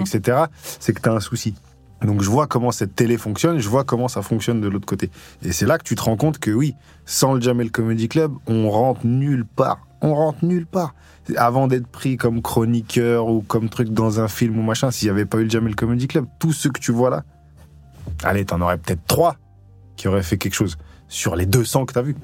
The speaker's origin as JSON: {"language": "French", "town": "Grenoble", "region": "Auvergne-Rhône-Alpes", "country": "France", "tie": "born or raised there", "moved": "as an adult", "said": "ça fait 15 ans que je suis parti de Grenoble parti à 20 ans"}